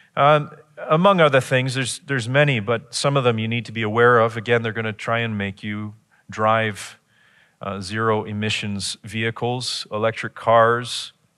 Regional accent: Chatham, Ontario, Canada; I grew up in Chatham.

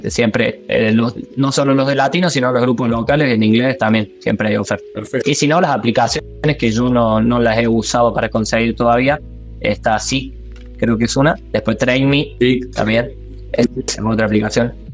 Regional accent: Argentina; now in New Zealand; Yo tengo ANZ eh, y vine con turno desde Argentina.

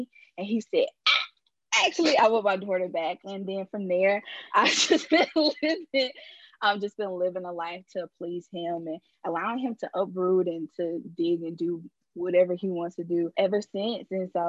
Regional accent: Colombia; I'm from Colombia. Born and raised here.

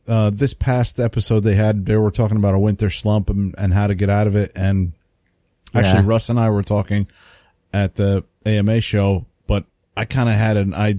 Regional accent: New England, United States; accent: New England; I didn't mess that up. That's my New England accent. I did it with a New England accent.

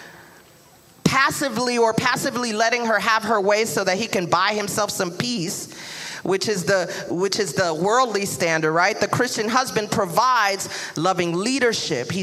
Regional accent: New York City, New York, United States; that Brooklyn will come out real quick

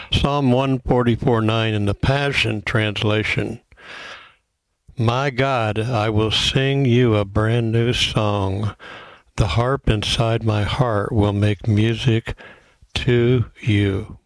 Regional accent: Fort Lauderdale, Florida, United States; moved away; also born or lived in Redding, California; I grew up in Fort Lauderdale and been living in Redding, California for 20 years.

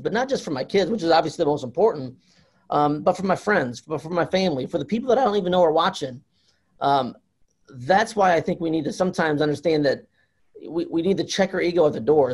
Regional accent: Fort Wayne, Indiana, United States; I'm from Indiana, Fort Wayne, Indiana. I'm, I'm northern Indiana

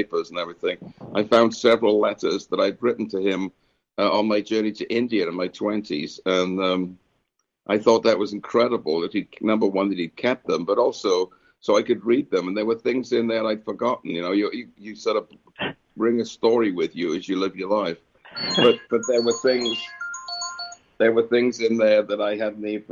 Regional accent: United Kingdom; moved away; I grew up in Britain, so we love fruitcake over there

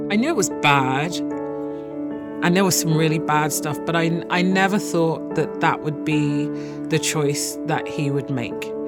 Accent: London, United Kingdom; when I grew up in Walthamstow

